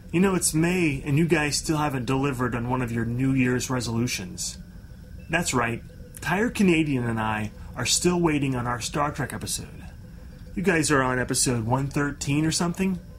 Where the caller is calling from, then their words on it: London, United Kingdom; I'm calling in from London.